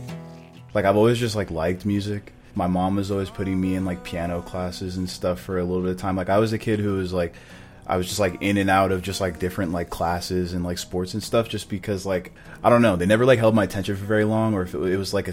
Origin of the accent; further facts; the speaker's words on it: Orem, Utah, United States; I'm from Utah, Orem to be exact